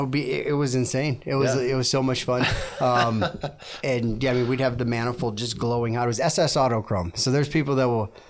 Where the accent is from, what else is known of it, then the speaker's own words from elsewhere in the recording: Minneapolis, Minnesota, United States; born there; So I was born in Minneapolis area, and then moved all over.